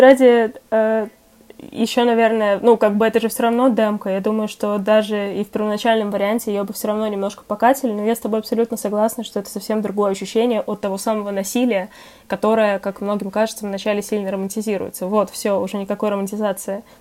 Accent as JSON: {"language": "Russian", "region": "Moscow", "country": "Russia", "said": "я как москвичка"}